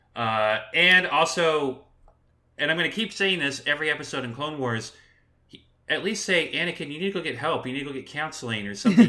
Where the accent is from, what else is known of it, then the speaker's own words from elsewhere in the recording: Southern California, United States; I grew up in Southern California